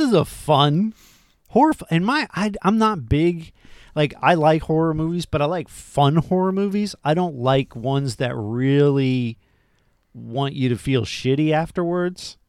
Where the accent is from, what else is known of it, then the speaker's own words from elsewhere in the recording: Florida, United States; I'm from Florida